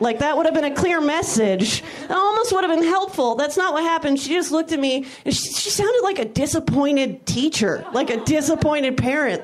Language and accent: English; Napa, California, United States; also born or lived in San Francisco, California; now in Los Angeles, United States; I grew up not far from SF. I grew up in Napa, California